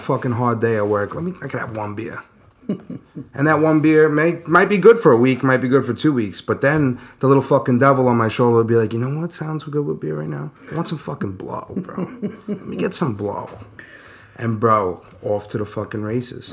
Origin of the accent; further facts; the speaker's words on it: New York City, New York, United States; also born or lived in Long Island; I was born in Brooklyn, moved out to Long Island around 10 years old.